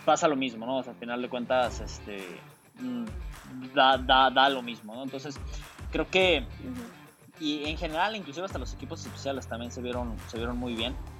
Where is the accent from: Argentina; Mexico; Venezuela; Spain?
Mexico; como mexicanos